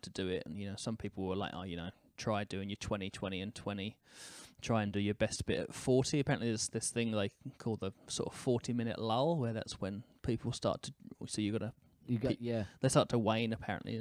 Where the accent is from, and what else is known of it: United Kingdom; now in New Zealand